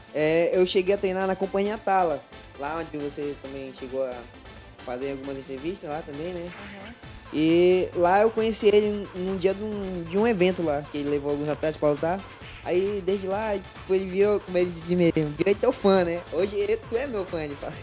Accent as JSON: {"language": "Portuguese", "region": "Pará", "country": "Brazil", "also_born_or_lived": "Juruti", "moved": "as an adult", "lives_now": "Manaus, Brazil", "said": "eu sou de Pará"}